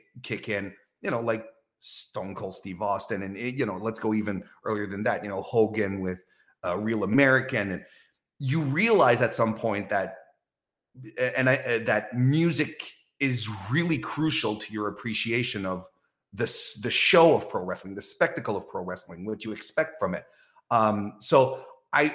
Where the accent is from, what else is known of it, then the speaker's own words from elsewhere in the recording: Quebec City, Quebec, Canada; my hometown as well, from Quebec